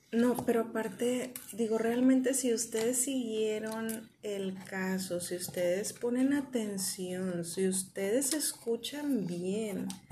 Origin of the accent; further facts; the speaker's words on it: Monterrey, Nuevo León, Mexico; Yo soy bien regia